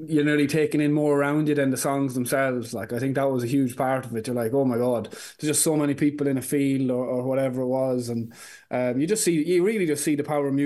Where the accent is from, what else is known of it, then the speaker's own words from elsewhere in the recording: Ireland; an Irish artist